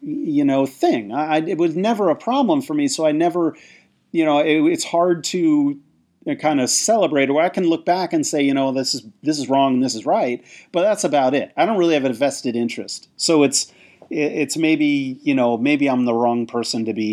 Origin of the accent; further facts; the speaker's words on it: United States; I grew up just outside of New York City